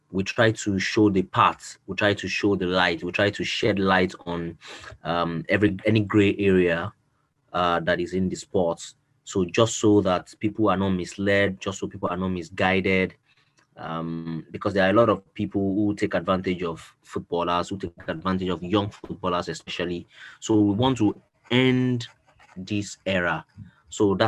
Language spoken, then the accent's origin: English; Nigeria; I'm a Nigerian